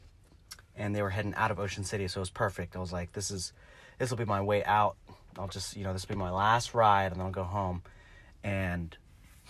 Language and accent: English; Salisbury, Maryland, United States; I'm from Salisbury